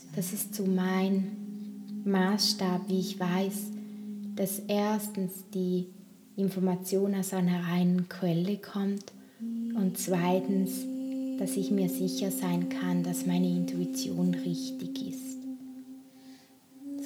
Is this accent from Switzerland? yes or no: yes; Toggenburg, St. Gallen, Switzerland; bei mir im Raum, wo ich auch aufgewachsen bin in Tockenburg, wo ich herkomme